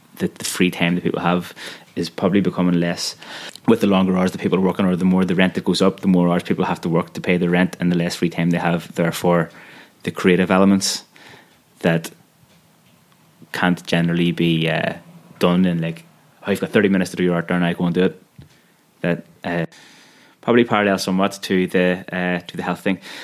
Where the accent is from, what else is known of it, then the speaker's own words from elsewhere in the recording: Belfast, Northern Ireland, United Kingdom; I am from Belfast